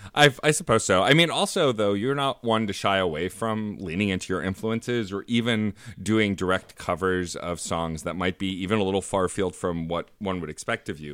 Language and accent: English; New York City, New York, United States; as a New Yorker who works currently in Union Square, but has worked all over Manhattan